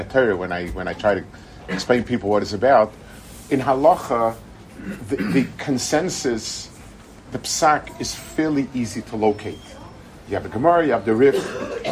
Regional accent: United States; now in Israel; I grew up in America at a time when things were different

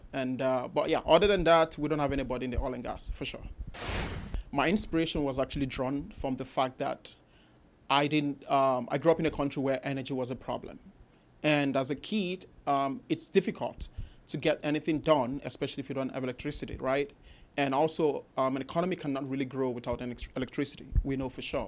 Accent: Nigeria; moved away as an adult; now in Houston, United States; growing up in Nigeria, country in Africa, the western part of Africa

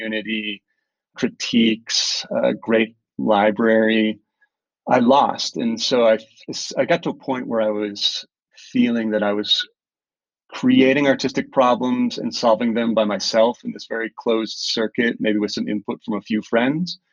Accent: Minnesota, United States; moved away as an adult; also born or lived in Connecticut / Boston / Medellin, Colombia; I grew up in Minnesota, did an undergraduate career in Connecticut, and then went to art school afterwards in Boston

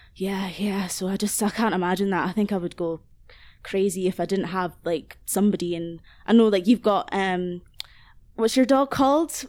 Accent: Aberdeen, Scotland, United Kingdom; moved away as an adult; now in Glasgow, United Kingdom; I grew up in Aberdeen, um, like, basically my whole life, and now I live in Glasgow, in Southside.

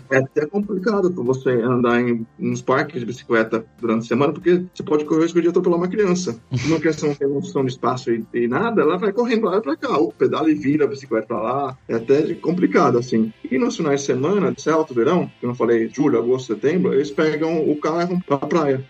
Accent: São Paulo, Brazil; moved away as an adult; now in Sofia, Bulgaria; São Paulo, onde eu moro e onde meus pais moram, eu passei a vida toda aqui em São Paulo

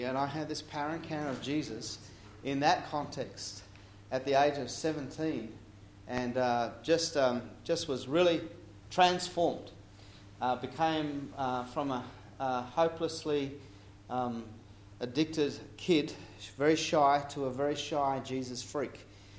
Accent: Papua New Guinea; I grew up in Papua New Guinea. Mum and dad were missionaries.

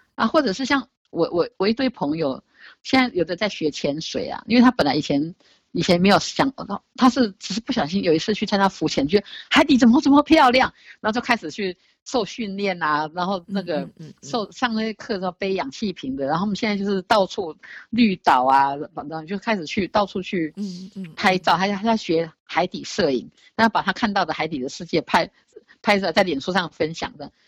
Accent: Taiwan; 我们台湾 人，东方人

